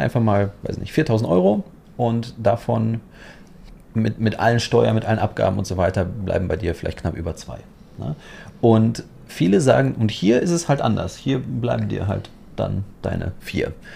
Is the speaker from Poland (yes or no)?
yes; Poland; also born or lived in Germany; now in Dubai, United Arab Emirates; ich komme auch aus Polen und ich kam nach Deutschland